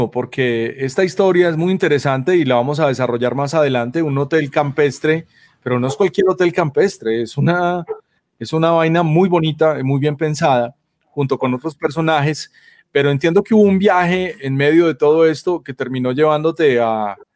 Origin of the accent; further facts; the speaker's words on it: Colombia; porque uno como buen colombiano le falta por conocer Colombia.